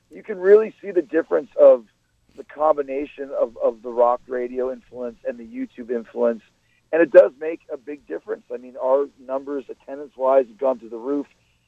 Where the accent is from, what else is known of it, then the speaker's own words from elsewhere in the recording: Winnipeg, Manitoba, Canada; now in Tampa, United States; I always say I'm from Winnipeg, man, I'm from Canada. And I think that gives us a little bit of an extra edge because it is so freaking cold.